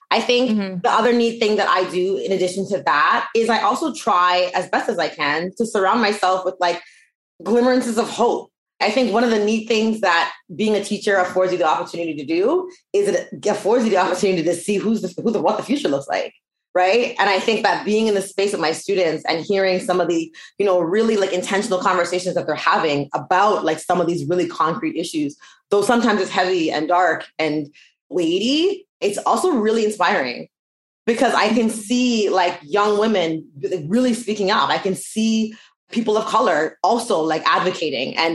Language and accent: English; Canada; thank God we're Canadian.